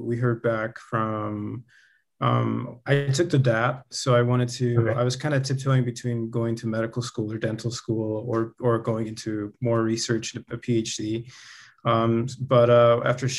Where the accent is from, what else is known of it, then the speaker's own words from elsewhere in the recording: southeastern Connecticut, United States; moved away as an adult; also born or lived in Peru; now in Utah, United States; We're originally from Peru. I grew up in southeastern Connecticut